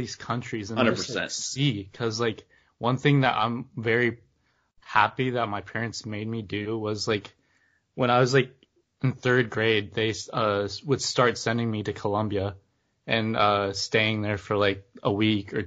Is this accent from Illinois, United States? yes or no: no; Indiana, United States; growing up in a small town in Indiana